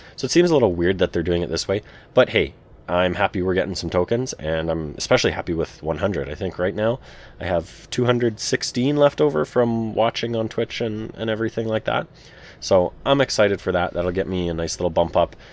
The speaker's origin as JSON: {"language": "English", "country": "Canada", "said": "I'm a Canadian boy"}